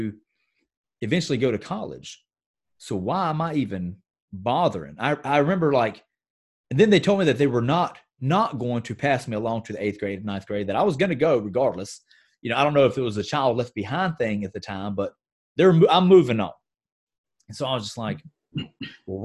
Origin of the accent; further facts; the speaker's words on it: Gastonia, North Carolina, United States; my hometown in Gastonia, North Carolina, is a very textile-rich environment.